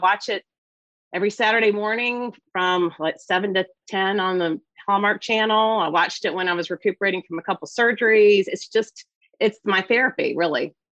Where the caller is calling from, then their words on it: Roanoke, Virginia, United States; I'm in a little city in southwestern Virginia called Roanoke.